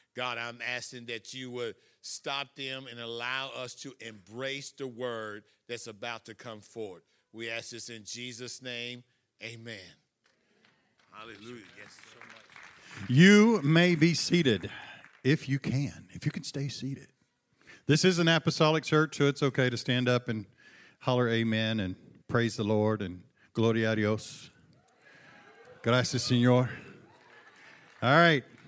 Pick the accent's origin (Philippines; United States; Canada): United States; Buna, Texas; my hometown, uh, the beautiful metropolis of Buna, Texas